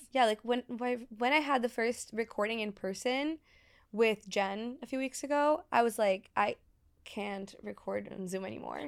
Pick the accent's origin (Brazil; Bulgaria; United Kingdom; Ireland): Brazil; born or raised there; moved away